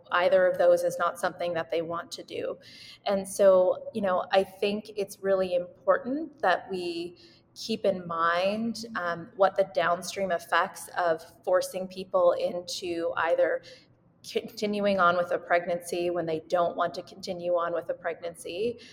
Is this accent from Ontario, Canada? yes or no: no; Winnipeg, Manitoba, Canada; moved away as an adult; now in Vancouver, Canada; I was born and raised in Winnipeg, Manitoba, but I live in Vancouver now for residency.